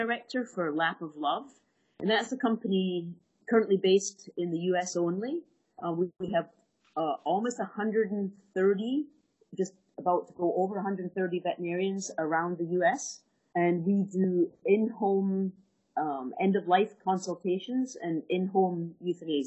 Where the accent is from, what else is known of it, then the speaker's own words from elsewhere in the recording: Scotland, United Kingdom; moved away as an adult; also born or lived in Bristol; I grew up in Scotland and went to Glasgow University to do my veterinary degree